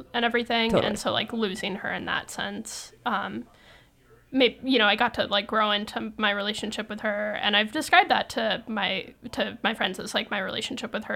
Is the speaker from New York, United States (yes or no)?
no; Sacramento, California, United States; moved away as an adult; now in San Francisco, United States; I was from Sacramento